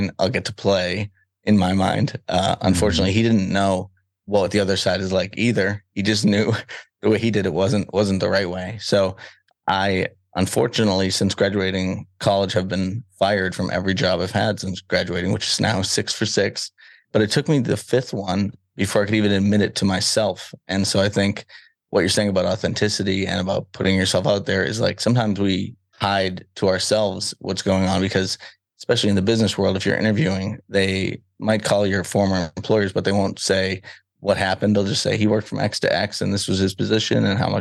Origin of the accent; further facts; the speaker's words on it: Salem, Massachusetts, United States; I grew up in Salem, Massachusetts, so the Witch City